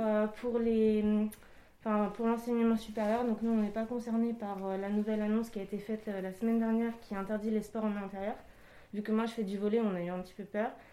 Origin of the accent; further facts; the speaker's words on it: Île-de-France, France; moved away as an adult; À la base, je suis d'Île-de-France